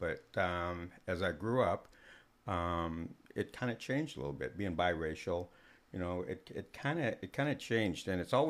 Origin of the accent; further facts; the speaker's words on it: Germany; born there; I'm a military brat. I was born in Germany. Mom's German. Dad's black.